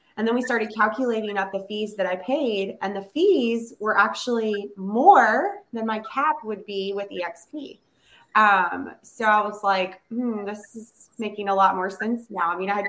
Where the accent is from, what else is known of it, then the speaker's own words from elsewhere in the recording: Virginia, United States; also born or lived in North Carolina; I'm a mom of three, almost four, and originally from Virginia. Lived a large portion of my life in North Carolina, and then my husband's military career brought us